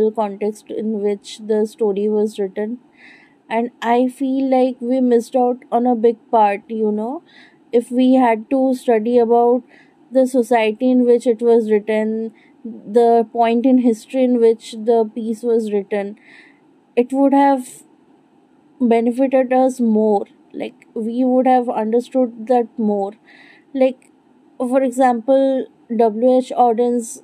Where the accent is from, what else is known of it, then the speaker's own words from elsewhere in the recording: Bengal, India; I'm not a white person. I'm Indian. I'm Bengali, to be specific.